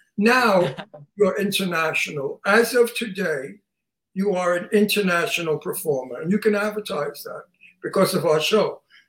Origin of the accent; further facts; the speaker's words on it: Long Island, New York, United States; And I'm from Long Island. I'm from Long Island, New York. And if you saw the movie Jaws, it was photographed where I come from.